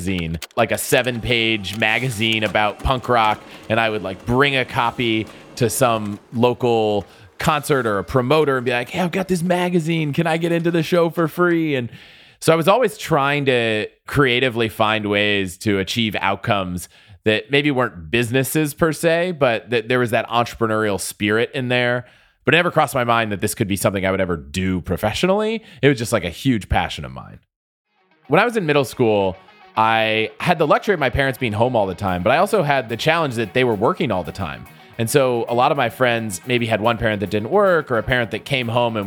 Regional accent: United States; also born or lived in St. Louis, Missouri; my life growing up really was, you know, kind of outside of DC in the suburbs.

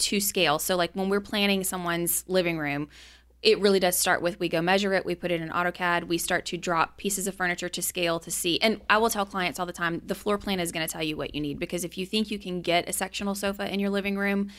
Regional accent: Baton Rouge, Louisiana, United States; I grew up in Baton Rouge

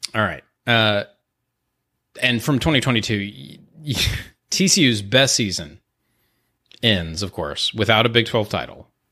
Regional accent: Houston, Texas, United States; I'm from Houston.

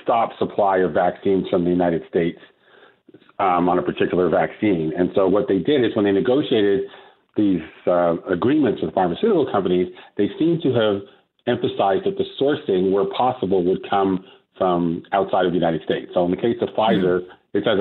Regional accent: Canada; moved away as an adult; I returned to Canada to practice law

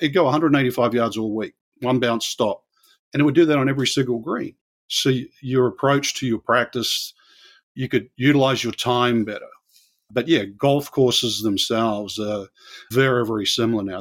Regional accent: New Zealand; moved away; where I grew up in New Zealand

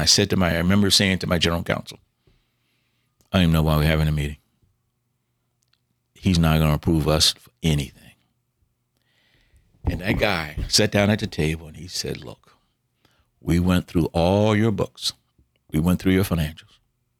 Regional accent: the South, United States; all the things we were taught growing up in the South

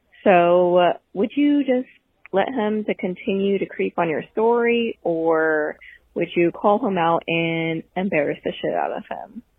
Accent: Pittsburgh, Pennsylvania, United States; I'm from Pittsburgh, Pennsylvania.

